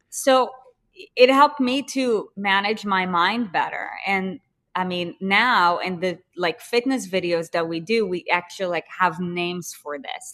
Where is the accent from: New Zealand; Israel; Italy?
Israel; moved away; I'm from Israel, and I speak Hebrew